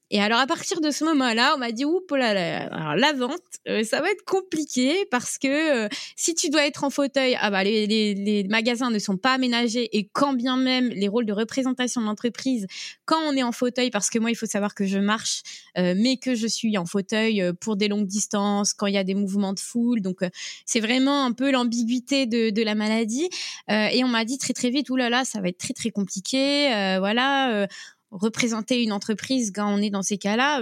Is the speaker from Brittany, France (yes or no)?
yes; Brest, Brittany, France; je suis euh, de Bretagne, euh, précisément de Brest, et ma famille vit en presqu'île de Crozon